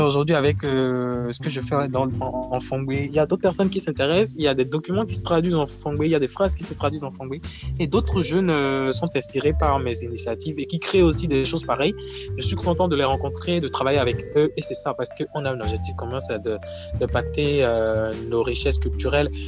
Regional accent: Akassato, Atlantique, Benin; je suis originaire d'Akasato, dans le Bénin

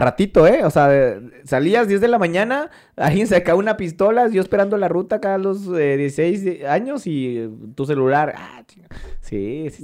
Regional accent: Ciudad Juárez, Chihuahua, Mexico; also born or lived in Mexico City; Yo vivía, me crecí en Morelos 1, 2, 3, 4, 5, allá en Las Torres. O sea, ahí me crié yo

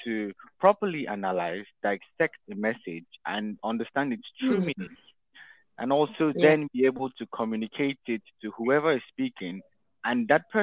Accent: Benin; moved away; also born or lived in Nigeria; I'm a Nigerian born in Nigeria. Spent most of my childhood years in the Republic of Benin.

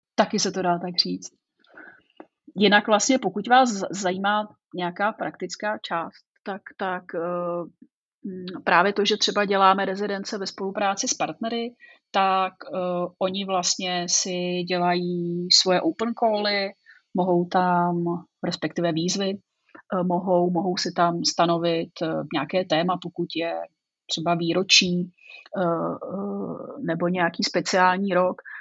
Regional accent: Broumov, Hradec Králové Region, Czechia; also born or lived in Prague; já jsem původem odsud. Tak jak tomu tak bývá, tak vlastně jsem z Brouhova. Narodila jsem se tady a, eh, žila jsem ve vesnici pár kilometrů odsud.

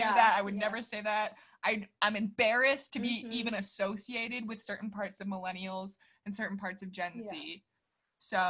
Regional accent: Midwest, United States; growing up in the Midwest

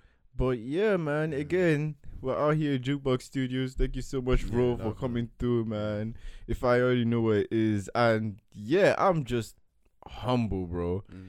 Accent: Lagos, Nigeria; Even telling people I grew up on … is like, you're from Lagos, Nigeria, how?

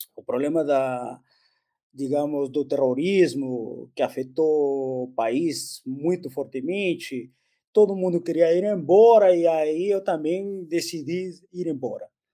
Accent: Peru; first language Spanish; Portuguese is a second language; moved away as an adult; now in Brazil; Aqui no Brasil eu recebi uma bolsa, lá no Peru eu tinha que pagar. Consequência, eu terminei vindo para o Brasil

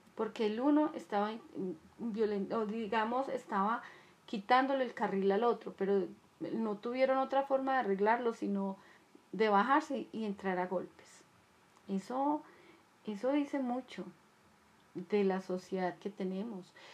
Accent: Colombia; En mi país es Colombia

